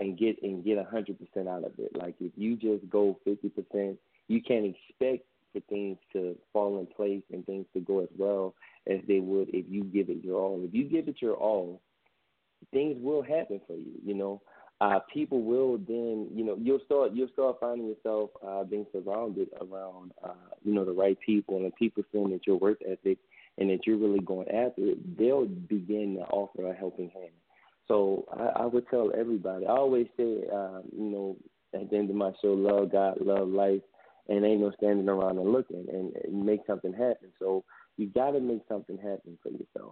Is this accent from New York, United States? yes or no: no; New Orleans, Louisiana, United States; also born or lived in Vermont; I'm from New Orleans